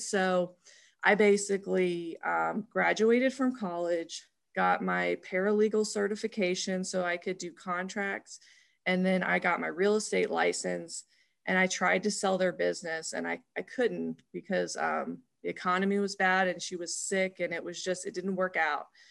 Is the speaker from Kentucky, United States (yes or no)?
yes; Louisville, Kentucky, United States; also born or lived in Memphis, Tennessee; we actually moved to Louisville, Kentucky